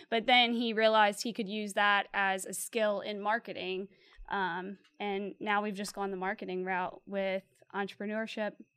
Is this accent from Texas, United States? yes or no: no; Slidell, Louisiana, United States; I'm originally from the North Shore over in Slidell